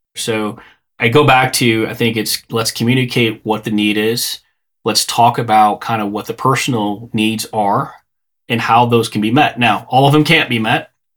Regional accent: Chicago, Illinois, United States; I grew up in the Chicago area.

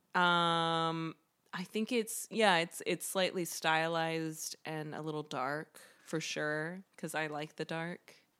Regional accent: Greenville, South Carolina, United States; moved away; I grew up in Greenville, South Carolina.

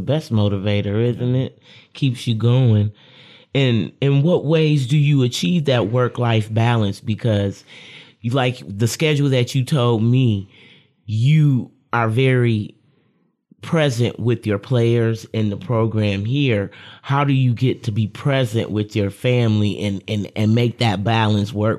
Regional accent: Lansing, Michigan, United States; I'm a Lansing local

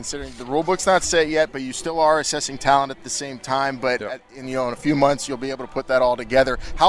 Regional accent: Pittsburgh, Pennsylvania, United States; I'm from Pittsburgh

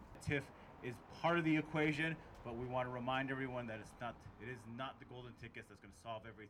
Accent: Window Rock, Arizona, United States; now in Portland, United States; Born and raised in Window Rock, Arizona, capital of the Navajo Nation, arguably the best Native American community in the United States, but some may disagree.

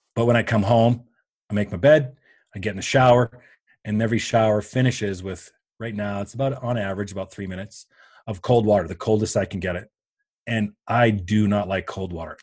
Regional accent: Canada; I am Canadian, um, by birth

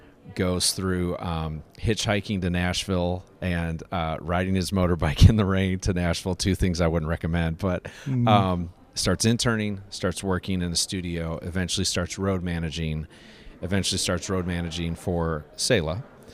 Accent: DR Congo; I grew up in Congo and lived there for 8 years, and my parents have been missionaries there for a little over 40 years

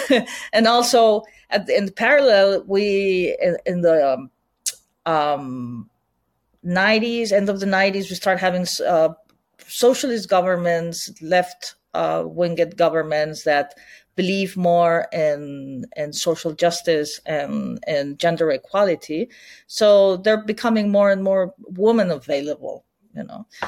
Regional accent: Barcelona, Catalonia, Spain; English is a second language; I'm born and raised in Barcelona

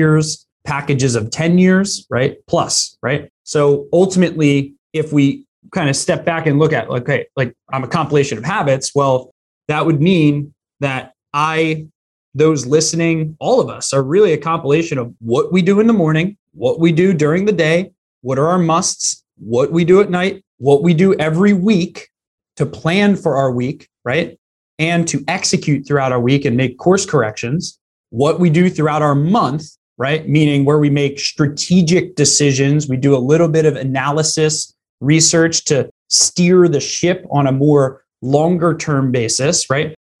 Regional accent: Philadelphia, Pennsylvania, United States; I grew up right in the Philly area

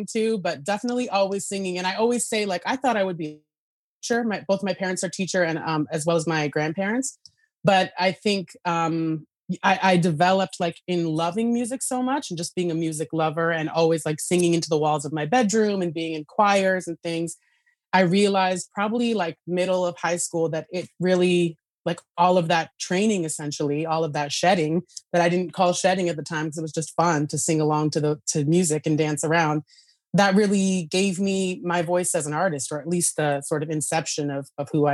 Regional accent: Idaho, United States; moved away as an adult; also born or lived in Northwest United States; now in New York City, United States; born and raised in Idaho, went through the music education program there, and then left right after high school

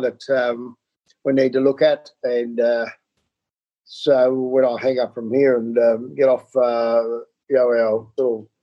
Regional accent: Melbourne, Victoria, Australia; I grew up in South Yarra

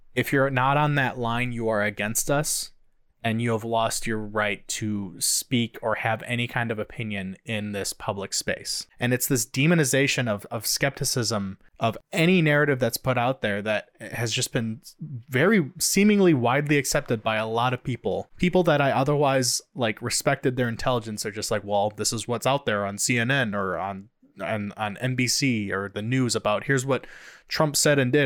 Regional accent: United States; the freedoms we have as Americans

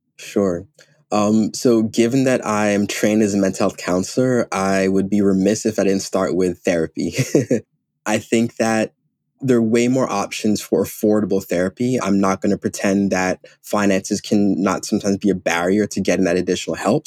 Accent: Ghana; moved away; I'm Ghanaian, I'm African

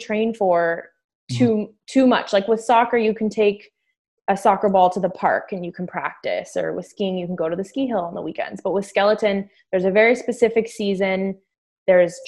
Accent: Calgary, Alberta, Canada; moved away as an adult; now in Ontario, Canada; I grew up in Calgary, Alberta.

